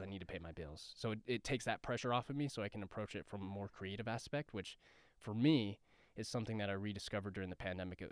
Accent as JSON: {"language": "English", "town": "Denver", "region": "Colorado", "country": "United States", "tie": "born or raised there", "moved": "as an adult", "lives_now": "Los Angeles, United States", "said": "I am originally from Southwest Denver. Uh, I grew up in Bear Valley, and I, uh, I graduated from John F. Kennedy High School"}